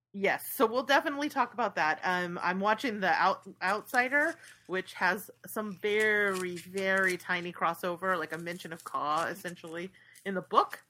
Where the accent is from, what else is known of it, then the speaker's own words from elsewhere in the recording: San Francisco Bay Area, California, United States; I grew up near the Bay Bridge